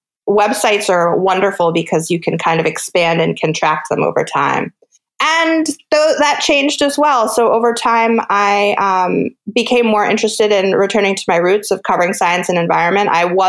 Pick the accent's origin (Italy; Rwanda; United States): United States; East Coast; I grew up on the East Coast, as I was mentioning. I lived there for some time, and I've lived all over the West Coast now for the last 4 or 5 years as I've been a freelance science writer.